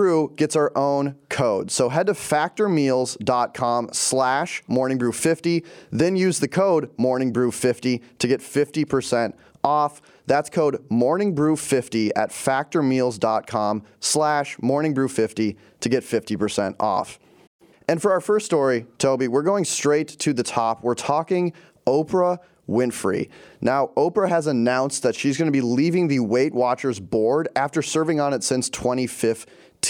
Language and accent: English; Minnesota, United States; now in New York City, United States; I'm from Minnesota